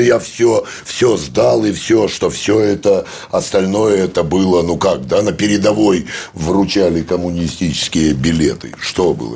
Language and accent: Russian; Kyiv, Ukraine; moved away; я родился в Киеве